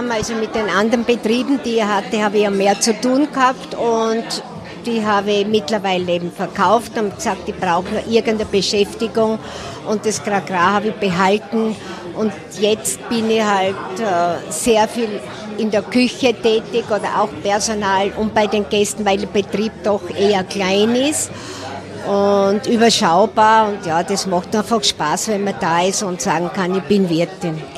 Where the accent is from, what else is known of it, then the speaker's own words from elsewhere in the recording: Burgenland, Austria; bin eine Burgenländerin.